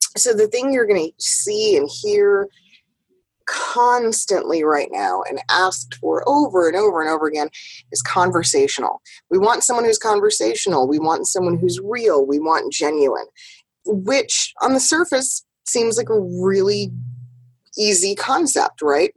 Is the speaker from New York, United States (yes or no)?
yes; New York, United States; moved away; also born or lived in West Coast; I'm still very much a New Yorker. That that New York drive, that New York hustle, has never left me